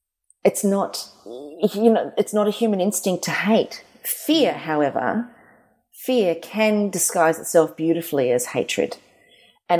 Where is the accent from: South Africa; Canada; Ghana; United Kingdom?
South Africa; now in Australia; when I was a kid, I grew up in South Africa